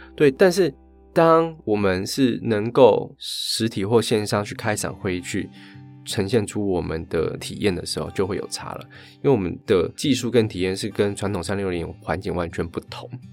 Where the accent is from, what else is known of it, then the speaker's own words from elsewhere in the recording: Taitung, Taitung County, Taiwan; moved away as an adult; also born or lived in Taichung; 因为我小时候生活在台东，然后大学在台中读书